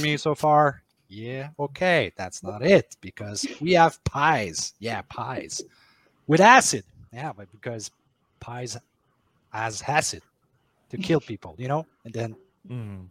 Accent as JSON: {"language": "English", "town": "Maniwaki", "region": "Quebec", "country": "Canada", "tie": "born or raised there", "said": "my hometown in Maniwaki"}